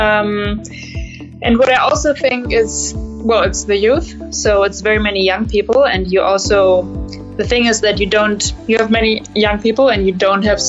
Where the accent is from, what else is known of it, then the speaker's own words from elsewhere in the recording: Germany; I'm German. Right now, I'm also in Germany. Mm-hmm. I'm an entrepreneur from Germany